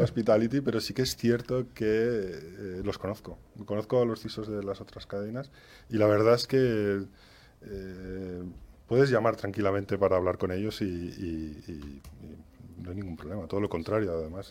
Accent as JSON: {"language": "Spanish", "town": "Valencia", "region": "Valencian Community", "country": "Spain", "moved": "as an adult", "lives_now": "Madrid, Spain", "said": "Yo soy de Valencia"}